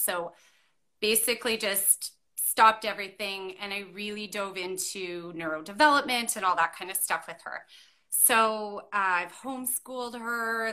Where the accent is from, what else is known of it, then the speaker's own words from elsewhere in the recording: Okanagan Valley, British Columbia, Canada; moved away; where I grew up in the Okanagan Valley